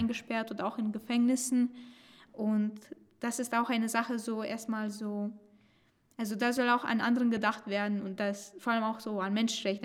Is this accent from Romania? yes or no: yes; Romania; moved away; ich komme aus Rumänien